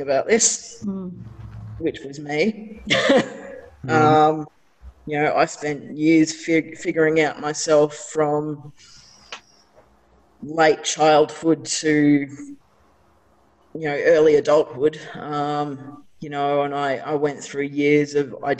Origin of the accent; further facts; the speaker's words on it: Ballarat, Victoria, Australia; I grew up in Ballarat as well.